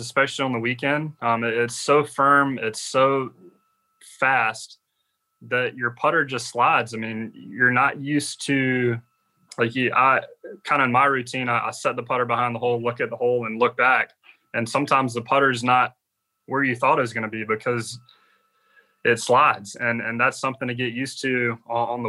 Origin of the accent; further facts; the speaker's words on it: Georgia, United States; growing up in Georgia